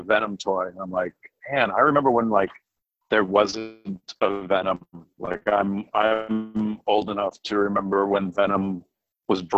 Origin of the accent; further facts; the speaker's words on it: Southern New England, United States; I grew up in Southern New England.